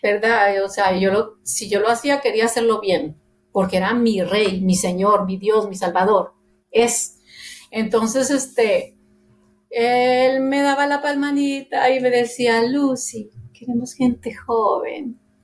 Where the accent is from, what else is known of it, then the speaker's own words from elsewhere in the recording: Monterrey, Nuevo León, Mexico; soy de Monterrey, Nuevo León, México. Este, nacida allí en el mero centro de Monterrey